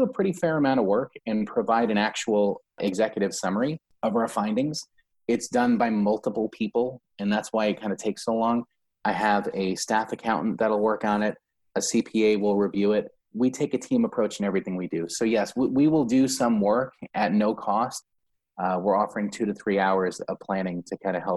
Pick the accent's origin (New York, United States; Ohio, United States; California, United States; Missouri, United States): New York, United States; now in Florida, United States; I'm a New Yorker. I'm born and raised in New York. Yes, I live in Florida